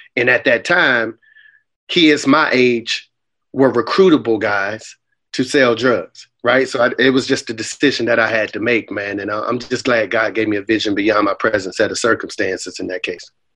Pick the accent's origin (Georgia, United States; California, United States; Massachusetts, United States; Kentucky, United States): Massachusetts, United States; Boston; moved away; also born or lived in Raleigh, North Carolina; I grew up in, in the Roxbury portion of Boston, man, called uh, a housing project called Orchard Park Projects